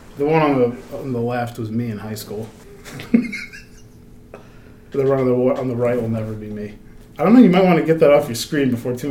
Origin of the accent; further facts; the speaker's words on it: United States; moved away as an adult; also born or lived in Virginia; I grew up on Chesapeake Bay.